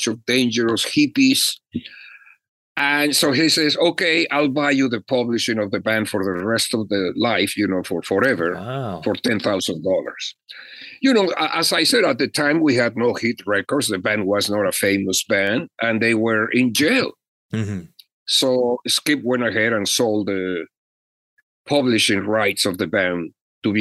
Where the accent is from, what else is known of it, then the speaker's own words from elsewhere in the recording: Mexico; moved away as an adult; also born or lived in Los Angeles; now in United States; I was an immigrant from Mexico. I was just coming in.